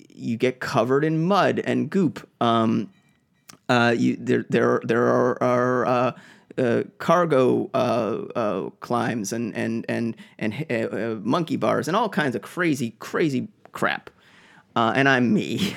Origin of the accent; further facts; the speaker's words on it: Boston, Massachusetts, United States; moved away; I'm from Boston